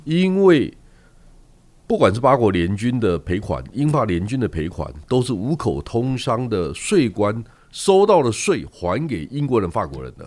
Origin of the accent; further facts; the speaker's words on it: Yilan County, Taiwan; 他跟我念同一个国中，因为我是宜兰人